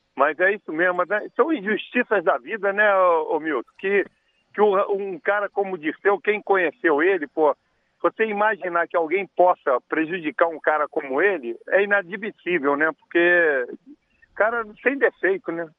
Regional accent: Rio de Janeiro, Brazil; sou de Olaria, né? Eu morei, fui criado em Olaria

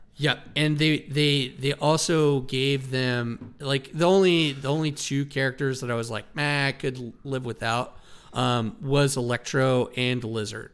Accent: Wyoming, United States; me growing up in Wyoming

